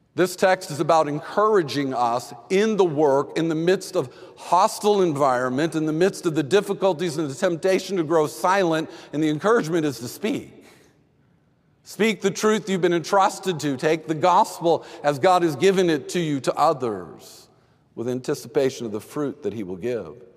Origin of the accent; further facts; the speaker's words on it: Texas, United States; I grew up in Texas